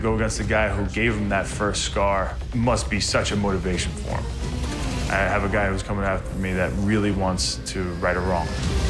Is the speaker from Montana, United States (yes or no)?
no; Long Island, New York, United States; moved away as an adult; now in South Carolina, United States; Born and raised in Long Island, New York, never thought I'd leave. But I just moved to South Carolina.